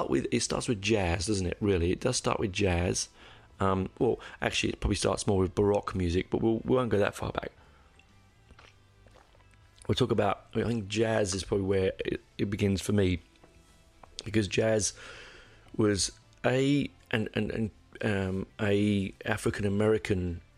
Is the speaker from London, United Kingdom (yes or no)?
yes; London, United Kingdom; I grew up in North London, in Copthall